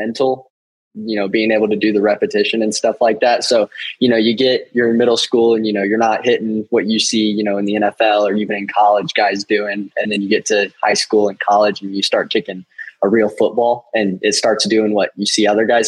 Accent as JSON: {"language": "English", "town": "Piedmont", "region": "Oklahoma", "country": "United States", "tie": "born or raised there", "said": "I grew up in Piedmont, Oklahoma"}